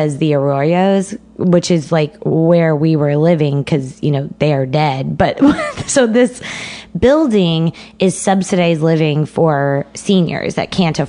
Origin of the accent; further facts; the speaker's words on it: San Antonio, Texas, United States; now in New York, United States; I'm from San Antonio, which is a predominantly like Mexican city.